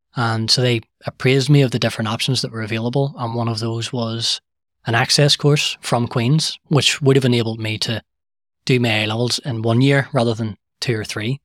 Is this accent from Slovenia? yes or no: no; Belfast, Northern Ireland, United Kingdom; I was born and, and raised in the Shingle